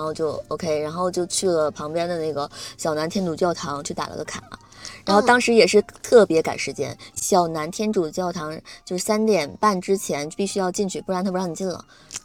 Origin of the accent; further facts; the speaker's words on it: Northeast China, China; 虽然我是东北人